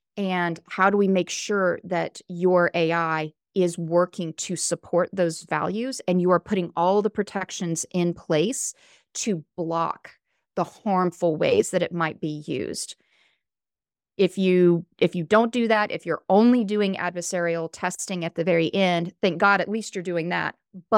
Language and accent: English; the South, United States; accent: Southern; moved away; I'm originally from the South. When I first moved to California, I had a really thick Southern accent. My grammar was not the same as other people in California.